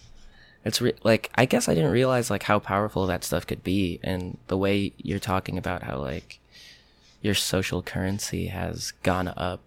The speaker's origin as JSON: {"language": "English", "area": "Rockland County", "region": "New York", "country": "United States", "tie": "born or raised there", "said": "I grew up like right across the Tappan Zee Bridge in Rockland County"}